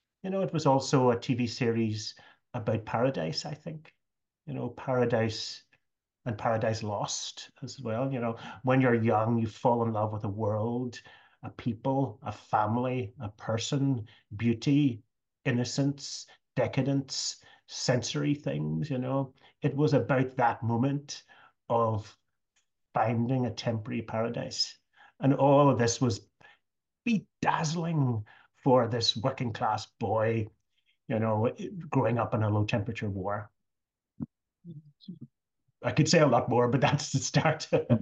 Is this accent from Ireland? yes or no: yes; Ireland; It was about England, and of course, as an Irish person, I felt that we had been somewhat colonized by England.